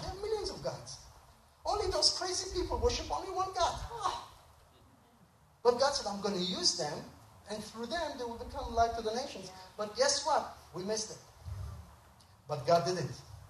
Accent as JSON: {"language": "English", "town": "Tel Aviv", "region": "Tel Aviv District", "country": "Israel", "tie": "born or raised there", "moved": "as an adult", "lives_now": "United States", "said": "I was born and raised in Israel, and when I finished my duty to my country, I was in the Israeli Air Force for 4 years"}